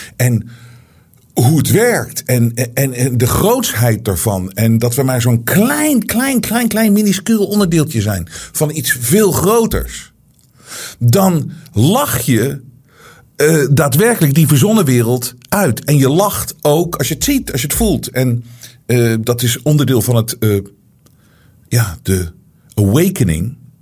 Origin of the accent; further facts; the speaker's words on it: Netherlands; ik denk zelf opgroeiend ook in Nederland